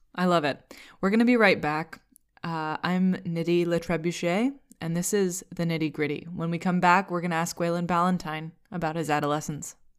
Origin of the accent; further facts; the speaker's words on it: Vermont, United States; I'm from Vermont.